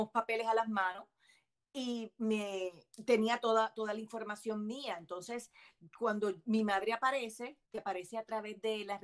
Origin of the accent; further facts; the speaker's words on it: Miami, Florida, United States; born there; yo vivo en los Estados Unidos, yo nací en Miami.